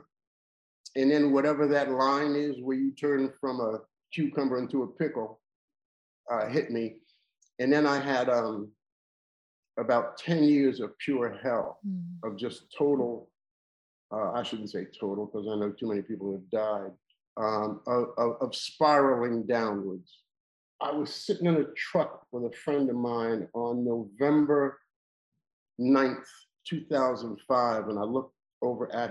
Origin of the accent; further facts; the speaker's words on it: Jersey Shore, New Jersey, United States; now in Los Angeles, United States; I'm from the Jersey Shore. Grew up in a low-income housing project